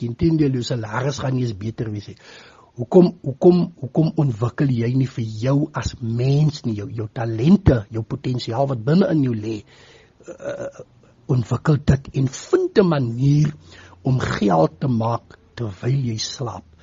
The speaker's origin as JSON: {"language": "Afrikaans", "town": "Postmasburg", "region": "Northern Cape", "country": "South Africa", "said": "van Posmasburg in die Noord-Kaap."}